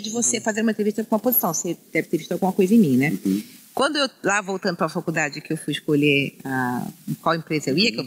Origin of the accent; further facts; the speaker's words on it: Rio de Janeiro, Brazil; now in São Paulo, Brazil; eu nasci no Rio de Janeiro, no subúrbio, lá, lá a gente chama subúrbio, é que a gente chama periferia, né? Na Penha